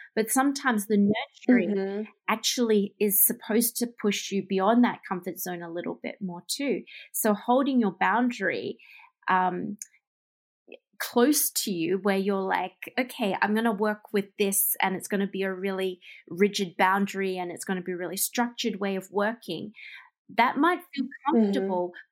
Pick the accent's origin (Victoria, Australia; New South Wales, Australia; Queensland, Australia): Victoria, Australia; Melbourne; moved away as an adult; now in Japan; leave my hometown, which is Melbourne, and move all the way across the world to Japan